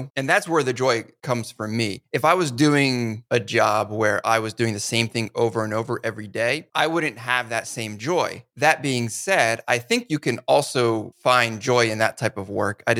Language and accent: English; Northeast, United States; And so I grew up in the Northeast in one of the original 13 colonies.